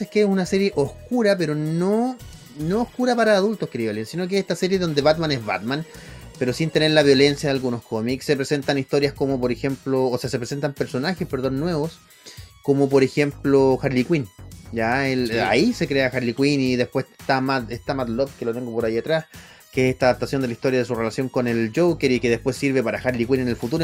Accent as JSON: {"language": "Spanish", "town": "Santiago", "region": "Santiago Metropolitan Region", "country": "Chile", "tie": "born or raised there", "said": "mi amado, donde yo nací, barrio San Diego"}